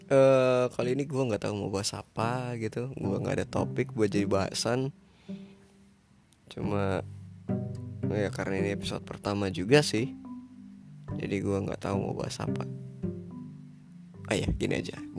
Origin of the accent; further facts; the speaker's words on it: Gorontalo, Indonesia; born there; Gue lahir di Gorontalo Provinsi Gorontalo tepatnya di kota Gorontalo 2001 Februari